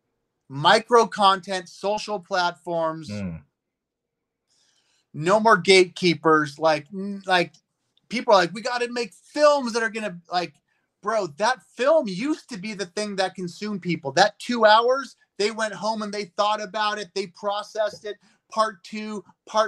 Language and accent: English; United States; I'm an American growing up in America